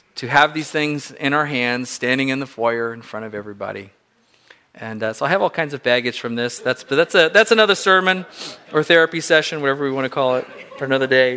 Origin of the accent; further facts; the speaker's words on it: Southern California, United States; my parents were missionaries in Southern California